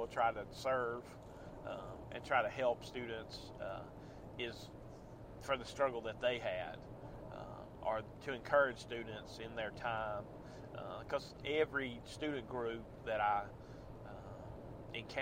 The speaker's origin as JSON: {"language": "English", "area": "near Birmingham", "region": "Alabama", "country": "United States", "also_born_or_lived": "Texas / Tuscaloosa, Alabama", "said": "I'm from the Ville, on the Hele over by Bottenfield. So, not too far from Birmingham"}